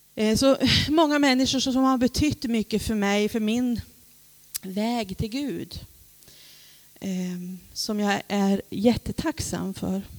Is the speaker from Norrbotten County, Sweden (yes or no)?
yes; Vidsel, Norrbotten County, Sweden; also born or lived in Rosvik; now in Luleå, Sweden; själv kommer jag från Vidsel